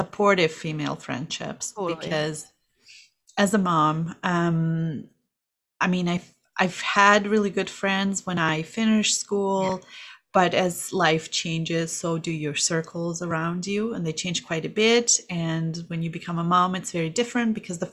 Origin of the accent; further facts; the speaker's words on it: Kazakhstan; English is a second language; now in Calgary, Canada; I am originally from Kazakhstan, and I have been in Calgary for a while, 20 years now, but English is my second language